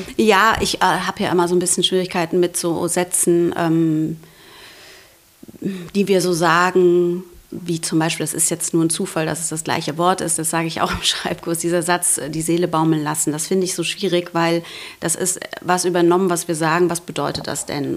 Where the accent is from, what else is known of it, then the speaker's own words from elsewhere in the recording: Frankfurt am Main, Hesse, Germany; ich komme aus Frankfurt, also am Main